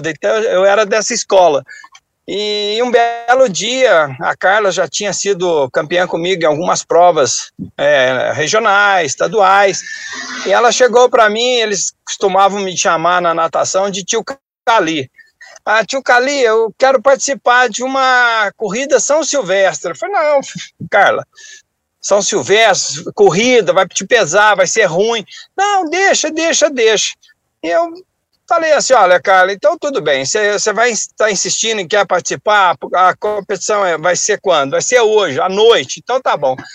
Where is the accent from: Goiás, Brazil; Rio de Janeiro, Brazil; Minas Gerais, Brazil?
Minas Gerais, Brazil; visto que eu venho do sul de Minas, de uma família muito simples, então eu tinha que vencer de alguma forma.